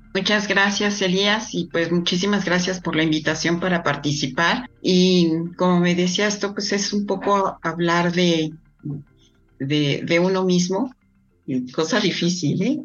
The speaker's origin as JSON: {"language": "Spanish", "region": "Mexico City", "country": "Mexico", "tie": "born or raised there", "said": "yo nací cuatro años después eh, ya en la Ciudad de México mis padres más instalados"}